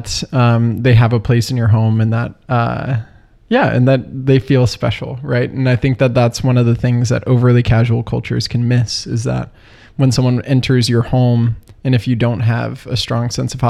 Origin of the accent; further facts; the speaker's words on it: Texas, United States; moved away as an adult; now in Chicago, United States; growing up in Texas